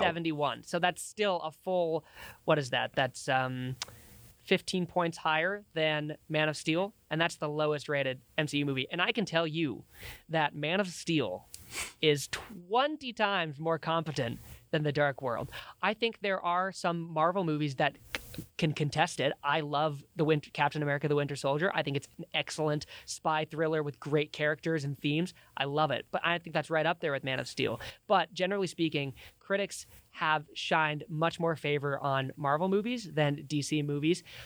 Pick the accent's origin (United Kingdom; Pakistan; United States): United States; Billings, Montana; also born or lived in Laurel, Montana; was born and raised in Billings in Laurel, Montana, same as Liam